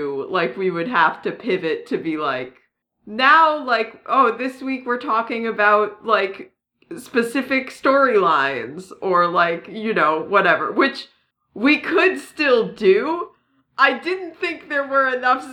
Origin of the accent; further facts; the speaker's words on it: New England, United States; accent: New England; my New England accent